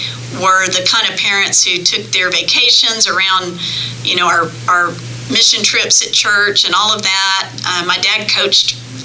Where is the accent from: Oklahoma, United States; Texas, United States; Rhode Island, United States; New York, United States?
Texas, United States; New Braunfels; born there; I was born on Valentine's Day in 1963 in New Braunfels, Texas.